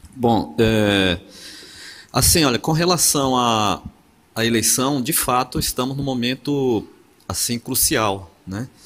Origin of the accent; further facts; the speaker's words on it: Amazon, Brazil; now in Porto Seguro, Brazil; Eu, eu, sou da Amazônia, moro em Porto Seguro, mas sou originário ali daquele lugar